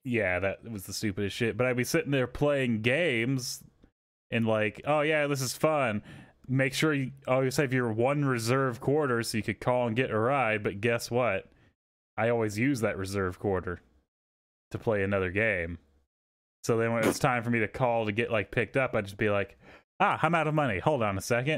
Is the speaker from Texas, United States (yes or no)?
yes; Texas, United States; I grew up in Texas